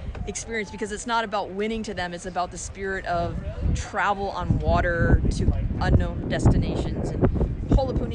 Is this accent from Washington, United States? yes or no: yes; North Bend, Washington, United States; We are from North Bend, Washington